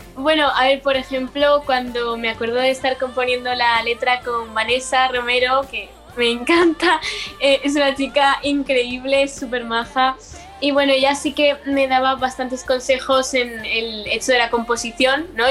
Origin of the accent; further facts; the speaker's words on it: L'Eliana, Valencian Community, Spain; voy al instituto de mi pueblo y he crecido ahí y siempre me conocen desde chiquitita